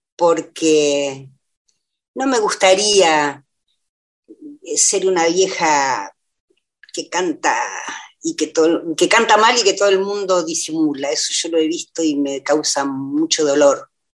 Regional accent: La Pampa, Argentina; moved away as an adult; now in Buenos Aires, Argentina; yo me formé en La Pampa y por, por, lo tanto soy pampeana.

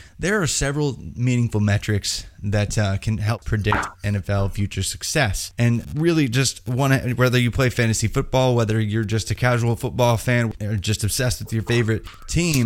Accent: Indiana, United States; I'm from Indiana

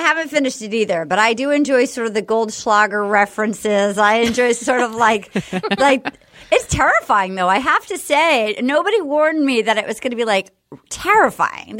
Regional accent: New England, United States; moved away; I grew up in New England

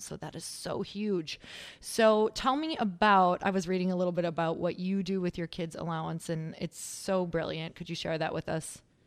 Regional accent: Midwest, United States; now in Los Angeles, United States; I come from the Midwest and now being out in L

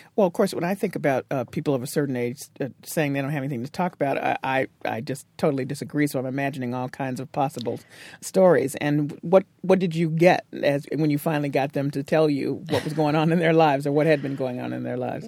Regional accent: Tennessee, United States; moved away; I grew up in Tennessee, and that's where I learned to drive

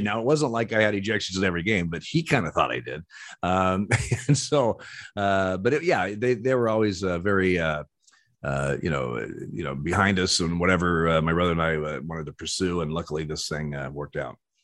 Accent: Eugene, Oregon, United States; I was born in Eugene, Oregon.

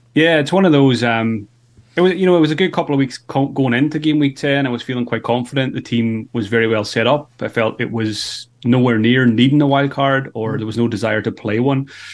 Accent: Ireland; being Irish

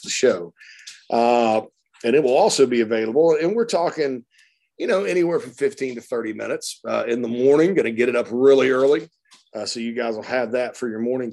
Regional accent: Spartanburg, South Carolina, United States; now in Illinois, United States; my hometown of Spartanburg

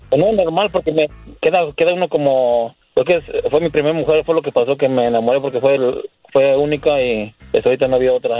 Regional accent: Querétaro, Mexico; Yo soy de Querétaro

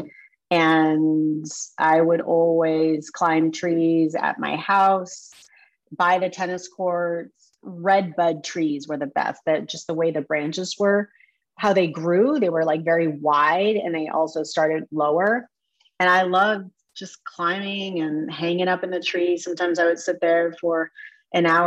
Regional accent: Mexico, Missouri, United States; I was born in Mexico, Missouri

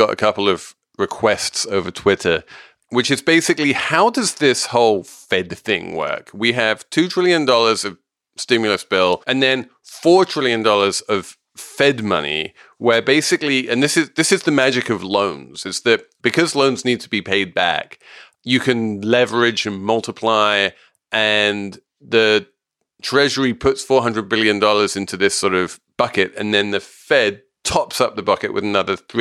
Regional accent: New York, United States; as a New Yorker

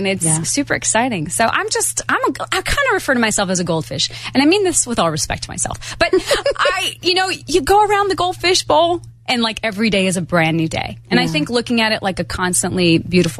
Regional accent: Montana, United States; I'm from Montana

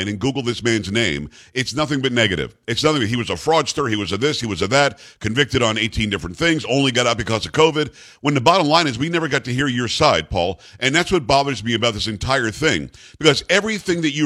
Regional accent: Palm Beach County, Florida, United States; I grew up in Palm Beach County, Florida

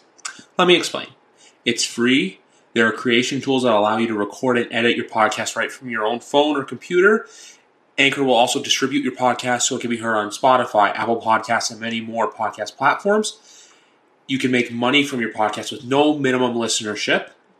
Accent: Canada

